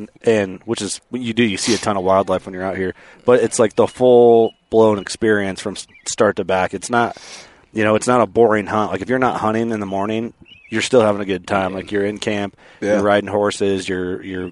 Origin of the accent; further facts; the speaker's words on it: Midwest, United States; we're all from the Midwest